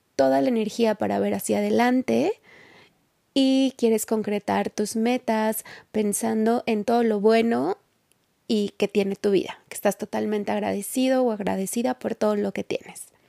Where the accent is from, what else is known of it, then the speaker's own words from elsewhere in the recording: Mexico; en México, en mi país